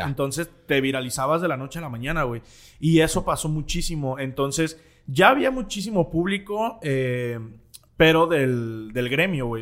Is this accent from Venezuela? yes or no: no; Guadalajara, Jalisco, Mexico; en el barrio donde crecí, que aquí en Guadalajara se llama el barrio de la Expenal